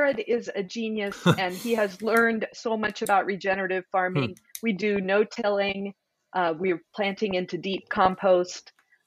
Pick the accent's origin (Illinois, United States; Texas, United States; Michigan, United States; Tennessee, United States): Illinois, United States; I moved back to my small town that I grew up in Illinois